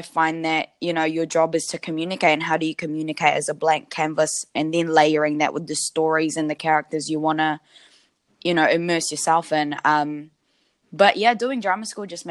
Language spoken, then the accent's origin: English; New Zealand; born or raised there